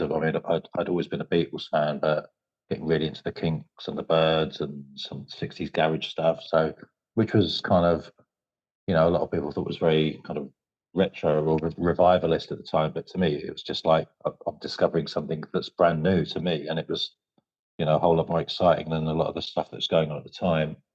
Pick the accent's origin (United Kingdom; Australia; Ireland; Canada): United Kingdom; Medway, South East England; we're from Medway